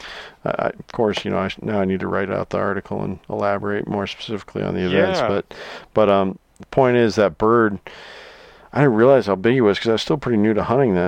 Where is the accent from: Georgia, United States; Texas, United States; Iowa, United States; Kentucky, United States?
Iowa, United States; I love my home state here in Iowa.